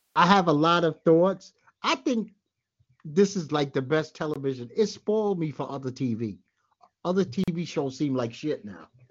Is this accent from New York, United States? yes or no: yes; New York City, New York, United States; I'm from Bed Stuy